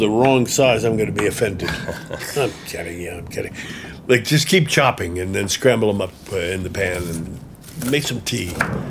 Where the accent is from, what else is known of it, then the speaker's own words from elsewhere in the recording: West New York, New Jersey, United States; Now, I grew up in West New York, which, disappointingly enough, is in New Jersey.